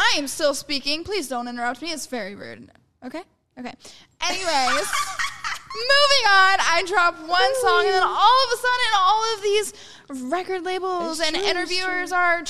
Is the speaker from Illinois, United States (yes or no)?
no; Sacramento, California, United States; I'm from Sacramento, actually.